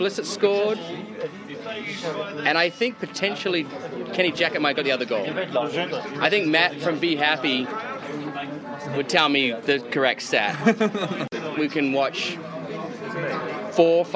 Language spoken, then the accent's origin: English; New Zealand; now in Denver, United States; I grew up in New Zealand